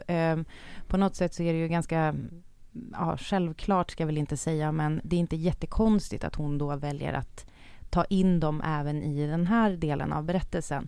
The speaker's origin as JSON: {"language": "Swedish", "country": "Sweden", "said": "vi svenskar"}